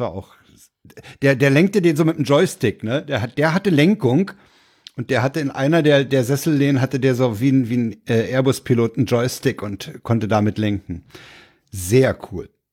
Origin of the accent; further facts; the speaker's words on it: Berlin, Germany; ich war ja Berliner